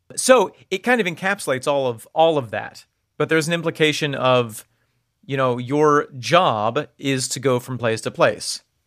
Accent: United States; We're coming out as American.

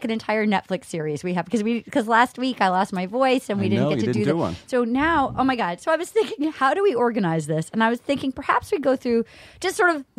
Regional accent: Little Compton, Rhode Island, United States; moved away; I'm from Little Compton, Rhode Island, which is the opposite of Texas

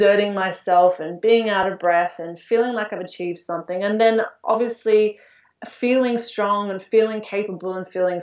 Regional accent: Australia; moved away as an adult; now in Budapest, Hungary; Growing up in Australia, we're very, or at least we were in my generation, a very sporty nation

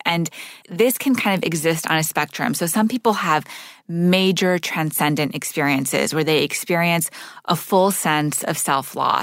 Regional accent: Montreal, Quebec, Canada; So I grew up in Montreal, living in a Sufi meeting house.

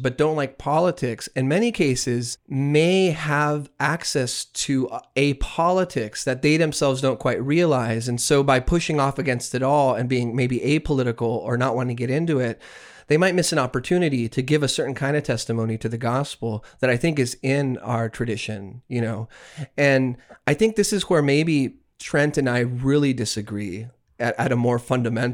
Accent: Texas, United States; now in Canada; as someone who lives in Canada, it crushes me. Because I'm from Texas

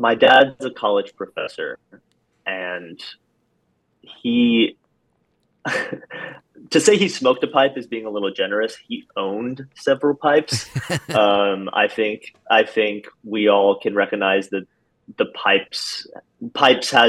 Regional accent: Upland, Indiana, United States; moved away as an adult; also born or lived in Boston area, Massachusetts / Spain; I grew up in rural Indiana, about halfway between Fort Wayne and Indianapolis. For those Hoosiers out there, I'm from Upland.

